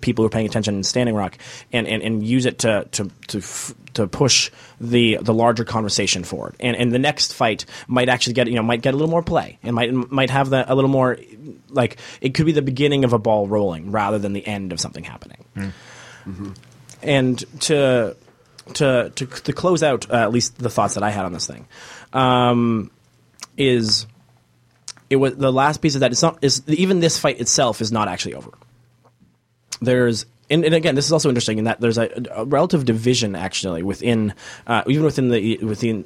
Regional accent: Canada; now in Toronto, Canada; as Canadian people who are in, you know, in Toronto

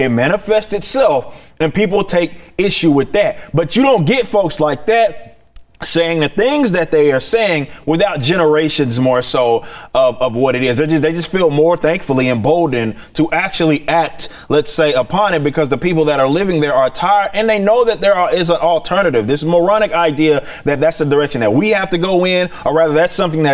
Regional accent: Dallas, Texas, United States; also born or lived in Arkansas; I've been in the South my entire life, and I've lived in, I'm from Dallas, but I've spent my time in Arkansas as well

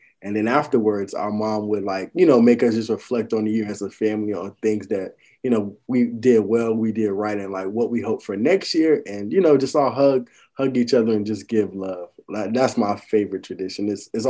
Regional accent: Miami, Florida, United States; I'm from Miami

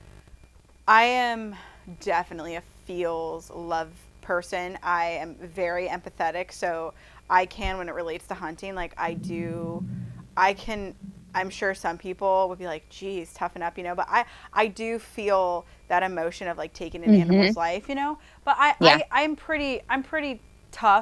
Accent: Midwest, United States; I'm from the Midwest

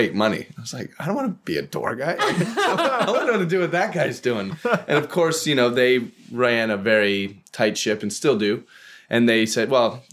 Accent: Colorado, United States; moved away; I grew up in Colorado

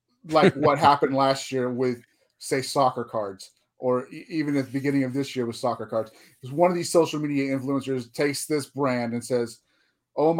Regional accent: Texas, United States; I grew up right here in Texas with the WCCW

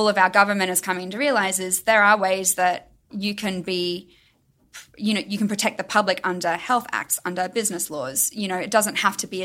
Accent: Brisbane, Queensland, Australia; moved away as an adult; also born or lived in Melbourne; now in Los Angeles, United States; I lived in Melbourne, but my hometown was Brisbane in Australia.

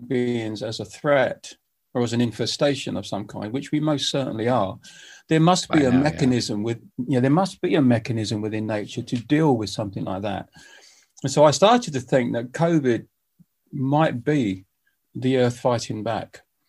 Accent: United Kingdom; I said, look, I'm a British musician and we're flying around the world.

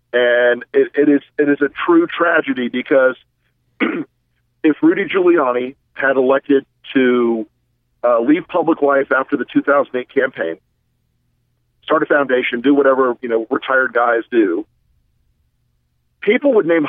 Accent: the South, United States; I'm from the South

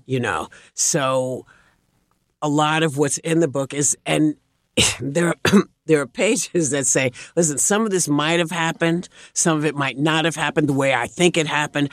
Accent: New York, United States; I grew up in New York, which was always a sports town

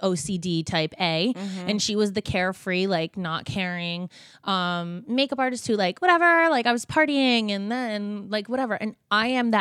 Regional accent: New Jersey, United States; we're from Jersey, we're from the same area.

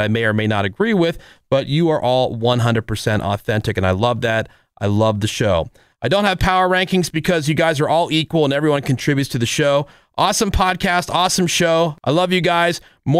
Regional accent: New Jersey, United States; I'm from New Jersey, and I work in healthcare. Duh, I'm Filipino.

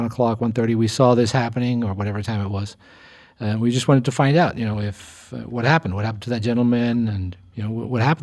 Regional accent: Argentina; now in Los Angeles, United States; I come from a different culture, you know, growing up in Argentina

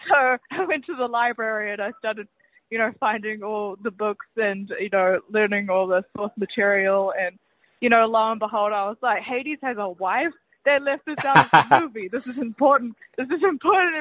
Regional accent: New Zealand; as you can probably tell from my accent, I'm from New Zealand.

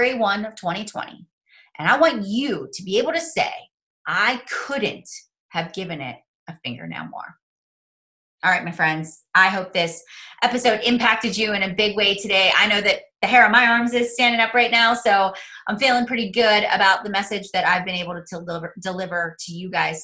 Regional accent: Mars, Pennsylvania, United States; I am a nobody from Mars, Pennsylvania

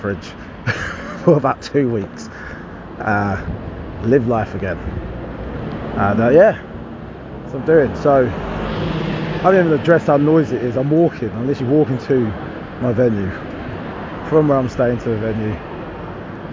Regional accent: Harlow, East of England, United Kingdom; having people from my hometown there

